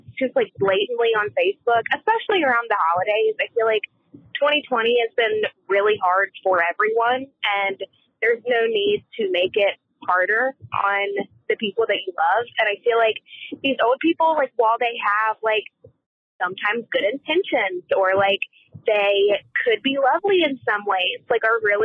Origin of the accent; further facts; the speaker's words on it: North Carolina, United States; I'm from North Carolina